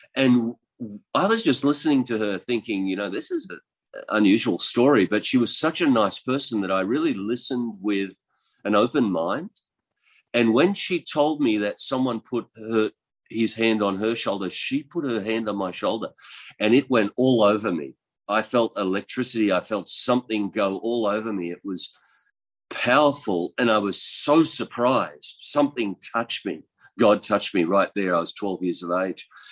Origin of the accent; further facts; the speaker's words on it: east coast of Australia, Australia; I'm from Australia, and um, I was born in the country in uh, the on the east coast of Australia